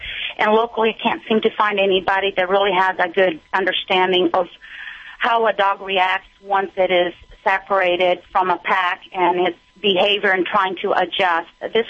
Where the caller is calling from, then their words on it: southern Indiana, United States; I'm calling from Indiana, southern Indiana.